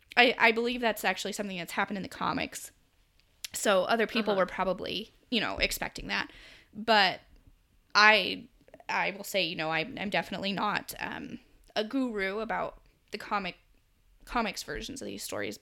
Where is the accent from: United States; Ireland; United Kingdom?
United States; accent: American; my American accent